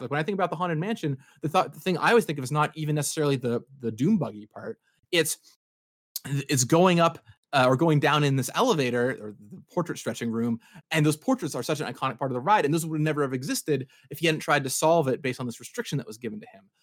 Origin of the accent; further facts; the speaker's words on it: Seattle, Washington, United States; I grew up in Seattle. I still live out here in Seattle.